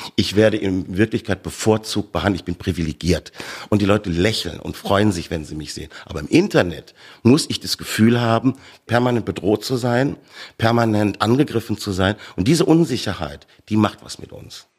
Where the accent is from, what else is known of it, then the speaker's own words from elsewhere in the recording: Bavaria, Germany; also born or lived in Ruhr area, North Rhine-Westphalia; Bayern aufgewachsen